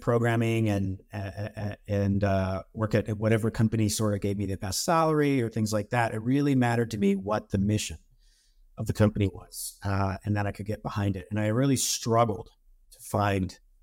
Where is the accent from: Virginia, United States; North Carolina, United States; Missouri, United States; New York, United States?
Missouri, United States; moved away as an adult; also born or lived in California; I'm from Missouri, and I live back in Missouri now